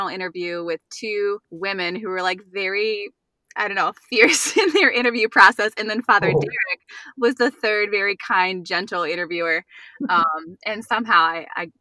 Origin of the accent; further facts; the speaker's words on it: Northern Virginia, United States; moved away as an adult; now in Buffalo Grove, United States; I grew up in Virginia, in Northern Virginia, and that's where I met my husband, Matt.